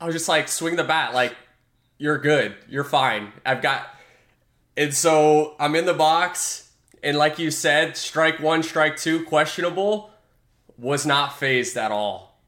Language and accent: English; Tampa, Florida, United States; Tampa Bay, my hometown team